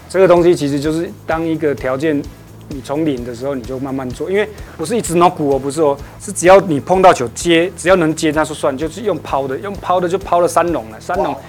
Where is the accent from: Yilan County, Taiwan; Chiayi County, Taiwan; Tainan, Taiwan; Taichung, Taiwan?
Taichung, Taiwan; 因为其实我是台中的